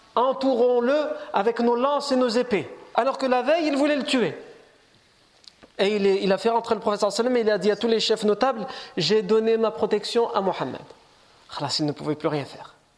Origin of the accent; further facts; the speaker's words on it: France; on est né ici, on est français, on est chez nous